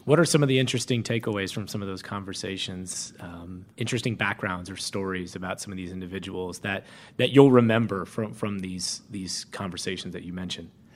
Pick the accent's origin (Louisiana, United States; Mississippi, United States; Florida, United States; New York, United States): Florida, United States; moved away; being from Florida